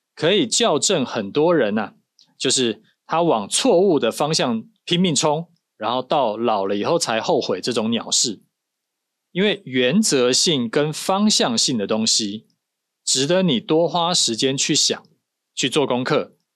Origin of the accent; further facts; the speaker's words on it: Taiwan; 我们是台湾人